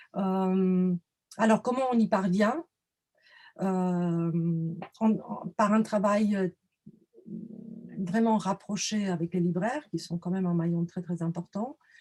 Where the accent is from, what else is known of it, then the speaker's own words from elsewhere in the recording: Romania; moved away; je suis roumaine d'origine